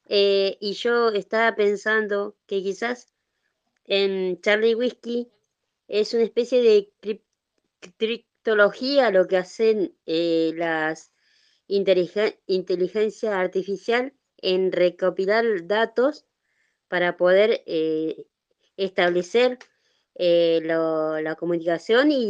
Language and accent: Spanish; Argentina; soy de Argentina.